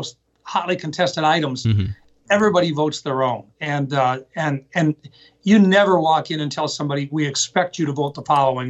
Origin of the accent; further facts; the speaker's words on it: Pierre, South Dakota, United States; also born or lived in Huron, South Dakota; I was born in Huron. Okay. But we moved to Pierre when I was like 3 years old